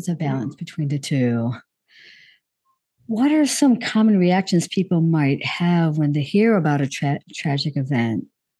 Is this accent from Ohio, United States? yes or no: yes; Ohio, United States; the railroad derailment in my home state of Ohio.